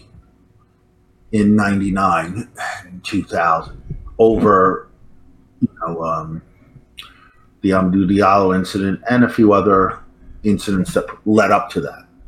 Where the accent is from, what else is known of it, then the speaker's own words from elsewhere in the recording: New York City, New York, United States; also born or lived in California; I was born in New York City. Um, I was kind of raised, I'm like a real city kid from Manhattan, center of it all.